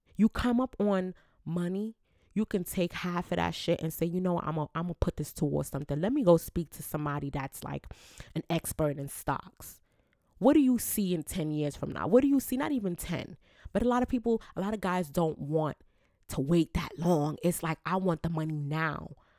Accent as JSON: {"language": "English", "country": "Jamaica", "said": "I'm Jamaican"}